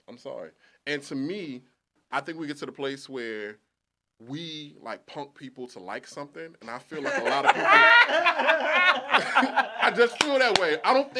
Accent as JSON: {"language": "English", "area": "Tidewater", "region": "Virginia", "country": "United States", "said": "I'm from Tidewater"}